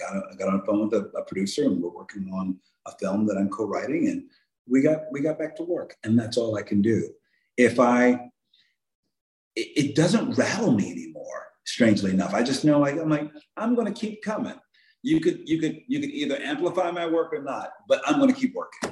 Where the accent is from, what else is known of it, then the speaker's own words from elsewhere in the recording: Philadelphia, Pennsylvania, United States; I grew up very working class family in Philadelphia